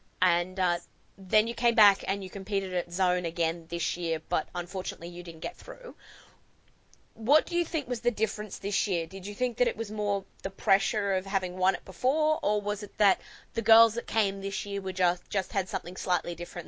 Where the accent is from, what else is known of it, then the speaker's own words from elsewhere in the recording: Riverina, New South Wales, Australia; I grew up in Riverina AFL country